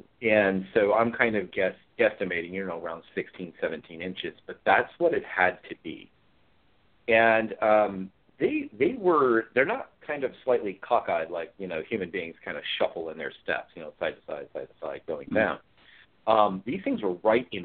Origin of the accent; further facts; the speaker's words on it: Ashland, Oregon, United States; also born or lived in Rogue River, Oregon; I was raised here in southern Oregon area around Ashland. I live in Roseburg today